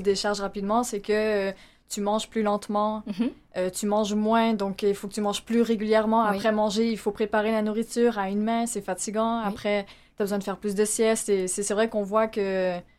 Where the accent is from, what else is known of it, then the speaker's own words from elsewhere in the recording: Laval, Quebec, Canada; on a grandi euh, à Laval